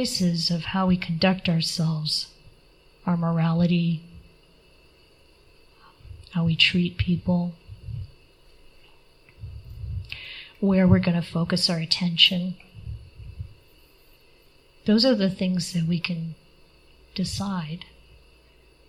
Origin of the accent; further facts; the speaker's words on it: Midwest, United States; I come from the Midwest